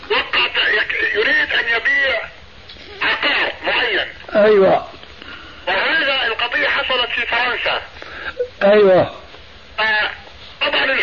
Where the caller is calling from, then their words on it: Canada; أنا أكلمك من كندا … اللي اجتمع فيك من مدة ثلاثة أربعة أيام